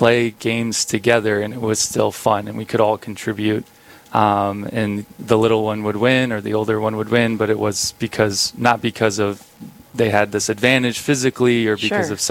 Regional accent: Big Stone City, South Dakota, United States; I grew up in Big Stone City, South Dakota, a little town northeast part of South Dakota, a town of 600

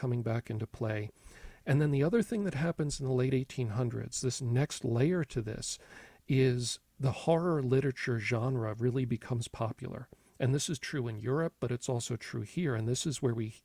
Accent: near Philadelphia, Pennsylvania, United States; I grew up near Philly

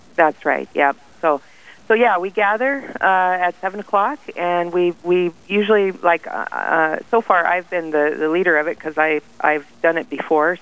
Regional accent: Faith, South Dakota, United States; I'm from Faith

